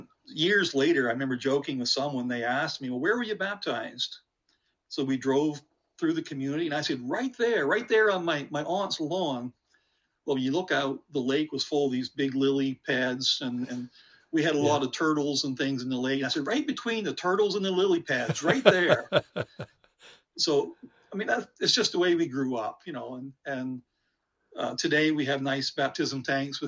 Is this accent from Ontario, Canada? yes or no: no; Nova Scotia, Canada; now in St. George's, Canada; was born in Nova Scotia in a very small little community